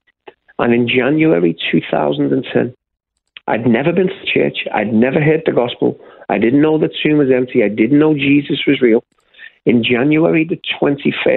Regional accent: Liverpool, North West England, United Kingdom; moved away as an adult; I was born and raised in the UK, in the city of Liverpool

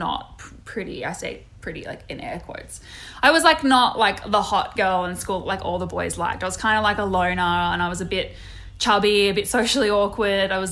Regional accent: Sydney, New South Wales, Australia; moved away; also born or lived in Georgia, United States; I grew up in Sydney in a suburb called Dural, which is about 45 minutes northwest of where the Harbour Bridge is

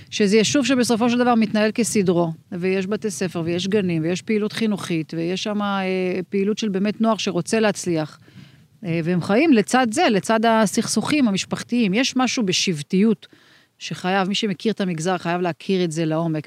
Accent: Meitar, Southern District, Israel; also born or lived in Arad / Beersheba; now in Ofakim, Israel; במקור נולדתי אה, אי שם בערד, אה, עברנו למיתר, את, את הילדות שלי ביליתי במיתר

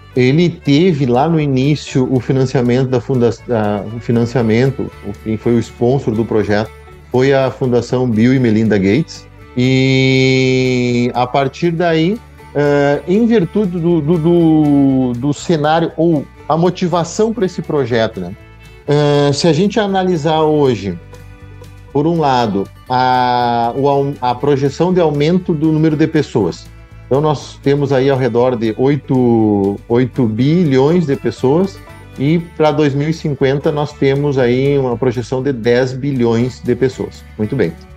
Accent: Júlio Castilhos, Rio Grande do Sul, Brazil; born or raised there; also born or lived in Nova Palma

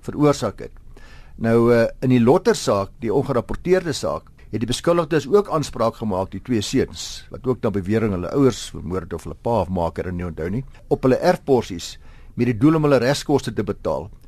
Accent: South Africa; as Suid-Afrikaners

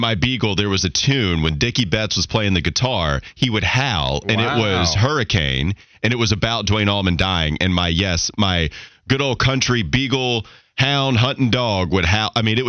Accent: Catawba County, North Carolina, United States; I'm from Catawba County.

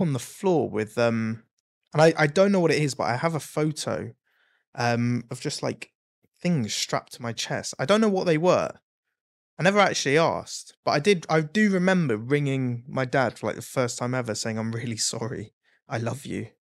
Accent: Exeter, South West England, United Kingdom; moved away; also born or lived in Blackpool; I was from Exeter, so there's not a lot there

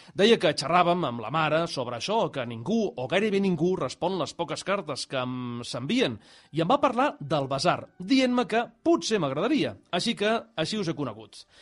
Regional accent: Sabadell, Catalonia, Spain; els que som de Sabadell

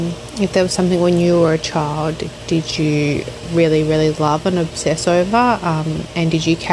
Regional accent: Wollongong, New South Wales, Australia; I'm from Wollongong.

